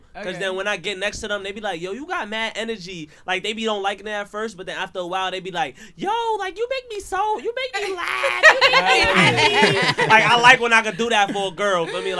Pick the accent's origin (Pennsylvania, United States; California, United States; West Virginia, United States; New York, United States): New York, United States; Brooklyn; Like, I was from Brooklyn.